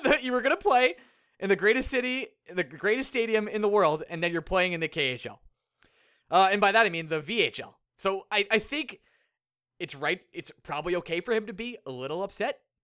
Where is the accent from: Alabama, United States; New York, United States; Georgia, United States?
New York, United States; Long Island; I'm from Long Island